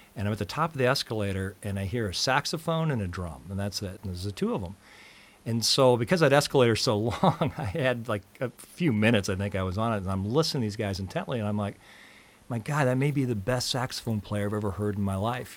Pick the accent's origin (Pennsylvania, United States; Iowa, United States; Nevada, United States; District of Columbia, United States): Iowa, United States; Des Moines; University of Iowa, 'cause I grew up in Des Moines